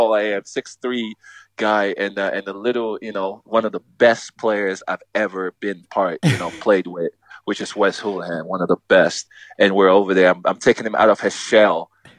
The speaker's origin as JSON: {"language": "English", "town": "Los Angeles", "region": "California", "country": "United States", "tie": "born or raised there", "said": "I was a Galaxy fan. I grew up in Los Angeles, California, you know, I went to games."}